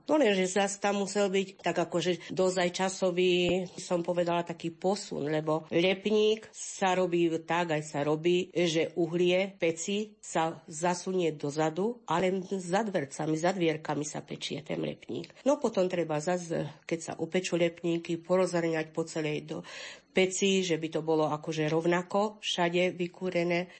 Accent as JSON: {"language": "Slovak", "town": "Hrušov", "region": "Banská Bystrica Region", "country": "Slovakia", "said": "som z Rušova a bývam na Hrušovských lazoch na Lúčky."}